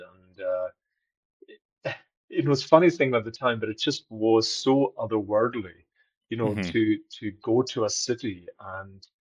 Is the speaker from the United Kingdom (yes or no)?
yes; Isle of Lewis, Outer Hebrides, Scotland, United Kingdom; I'm from the Isle of Lewis